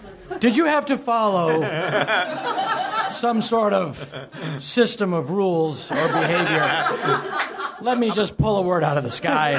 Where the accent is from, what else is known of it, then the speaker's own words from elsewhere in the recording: Boston, Massachusetts, United States; also born or lived in San Francisco; now in Los Angeles, United States; And I had lived in San Francisco. I'm originally from Boston.